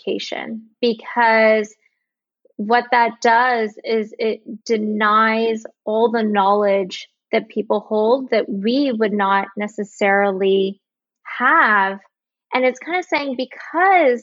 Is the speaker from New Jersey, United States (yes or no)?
no; Bay Area, California, United States; I am from the Bay Area